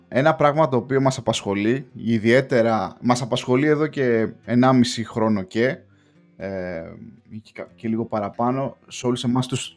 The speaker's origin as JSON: {"language": "Greek", "country": "Greece", "moved": "yes", "lives_now": "England, United Kingdom", "said": "ως Έλληνας μετανάστης στην Αγγλία, έχοντας κλείσει 5-6 χρόνια"}